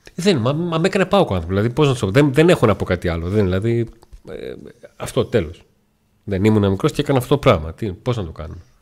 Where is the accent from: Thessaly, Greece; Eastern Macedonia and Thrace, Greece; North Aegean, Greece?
Thessaly, Greece; Volos; στην πόλη που, που γεννήθηκα και μεγάλωσα, που ήταν εντελώ αφιλόξενη